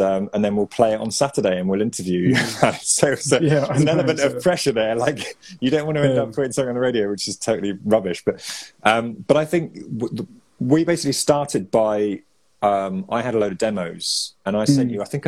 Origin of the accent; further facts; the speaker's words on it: Evesham, West Midlands, United Kingdom; I grew up in Evesham